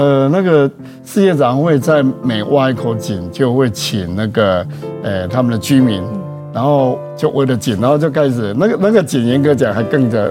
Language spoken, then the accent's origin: Chinese; Taichung, Taiwan; 我出生在台中啦，嗯。然后我从小学念到研究所，全部都在台中